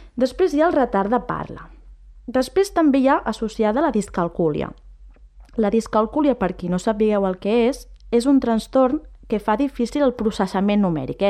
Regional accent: La Garriga, Catalonia, Spain; sóc nascuda i criada aquí a la Garriga

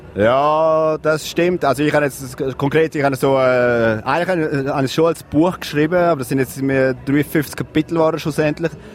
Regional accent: Graubünden, Switzerland; moved away; also born or lived in Zürich; als Bündner

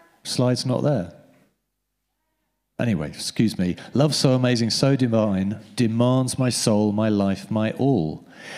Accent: United Kingdom; We're British

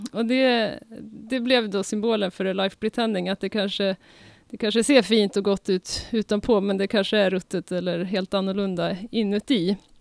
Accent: Uppsala, Uppsala County, Sweden; Vi är Mechatronic från Uppsala

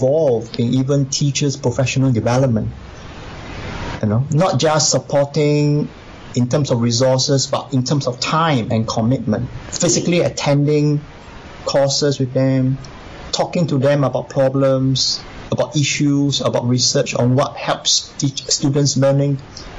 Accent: Singapore; I come from Singapore.

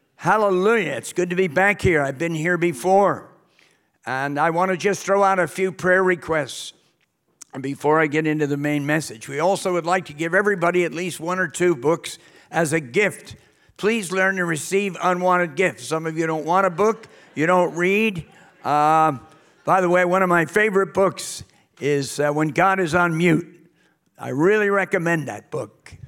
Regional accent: New York City, New York, United States; moved away as an adult; also born or lived in Britain; now in United Kingdom; I'm actually from New York City area

